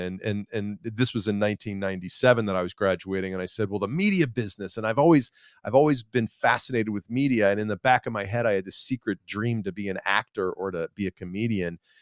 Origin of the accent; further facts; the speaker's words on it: Atlanta, Georgia, United States; I'm, I'm from Atlanta, and I live in Atlanta now